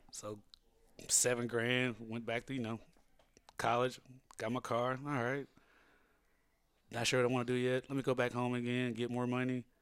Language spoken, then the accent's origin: English; Lilbourn, Missouri, United States; moved away as an adult; now in Los Angeles, United States; I'm from Lilburn, Missouri, which is in the Boot Hill.